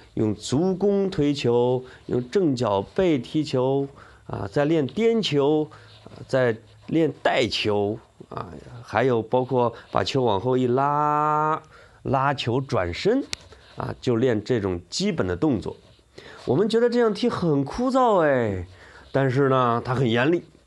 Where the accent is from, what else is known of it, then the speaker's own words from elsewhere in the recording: Henan, China; accent: Henan dialect; 我说的是河南话